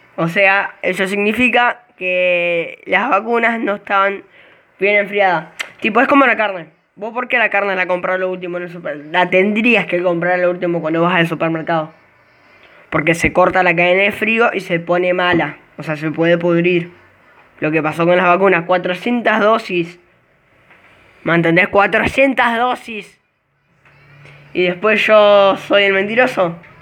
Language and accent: Spanish; Argentina; Yo soy de Buenos Aires, yo soy del interior